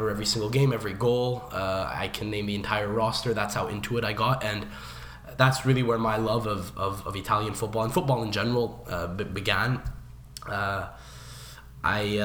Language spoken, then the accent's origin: English; Montreal, Quebec, Canada; So we are from Montreal, Canada